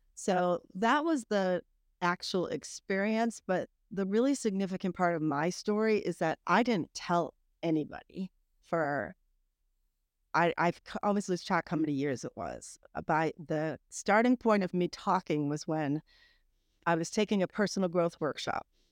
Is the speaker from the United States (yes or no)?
yes; Massachusetts, United States; moved away as an adult; also born or lived in Atlanta; now in Greenville, United States; I grew up in Massachusetts